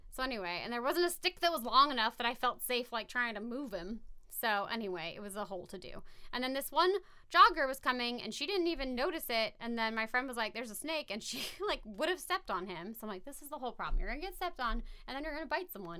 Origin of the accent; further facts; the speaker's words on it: Valley Center, California, United States; I grew up in Valley Center